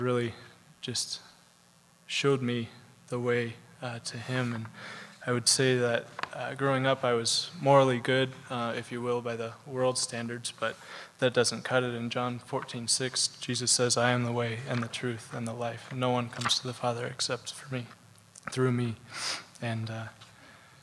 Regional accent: Belgrade, Montana, United States; I grew up in Belgrade with my parents and my two brothers

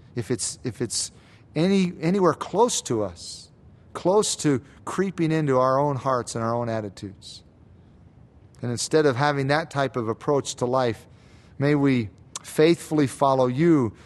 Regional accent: United States; especially as Americans, As American Christians

